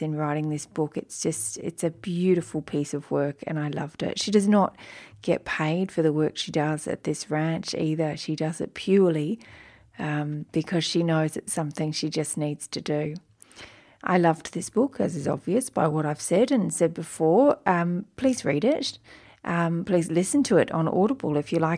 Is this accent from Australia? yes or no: yes; Australia; accent: Australian; my Australian accent